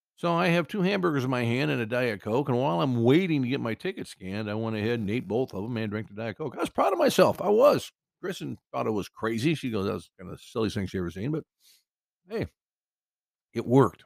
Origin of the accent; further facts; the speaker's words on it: Cedar Rapids, Iowa, United States; moved away; my hometown of Cedar Rapids, Iowa